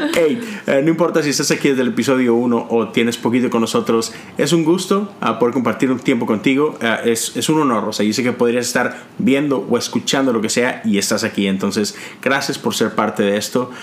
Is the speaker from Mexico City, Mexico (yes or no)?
no; Monterrey, Nuevo León, Mexico; moved away as an adult; now in United States; Nosotros todos somos mexicanos, de Monterrey, ah, pero tenemos ya más de 10 años en este país.